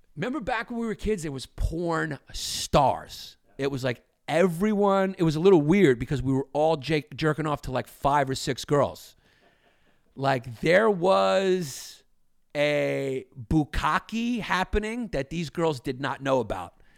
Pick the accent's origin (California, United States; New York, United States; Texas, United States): New York, United States; New York City; we grew up in New York and Brooklyn, no fireplaces